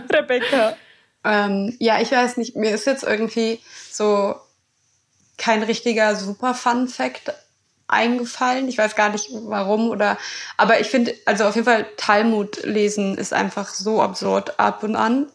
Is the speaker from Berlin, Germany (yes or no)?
yes; Berlin, Germany; als gebürtige Berlinerin